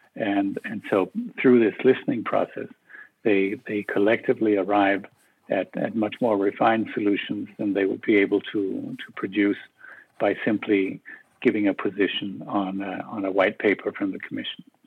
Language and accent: English; Copenhagen, Capital Region of Denmark, Denmark; moved away as an adult; also born or lived in Brussels; I am originally from Copenhagen